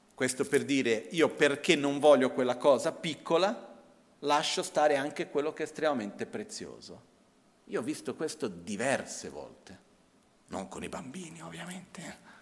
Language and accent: Italian; India; moved away; also born or lived in Brazil; il contesto in cui io ho cresciuto in India, prima in Brasile ma principalmente dopo in India